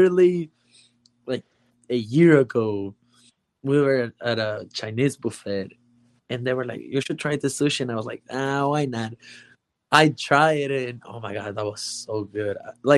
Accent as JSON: {"language": "English", "country": "Mexico", "first_language": "Spanish", "second_language": "English", "said": "I'm from Mexico"}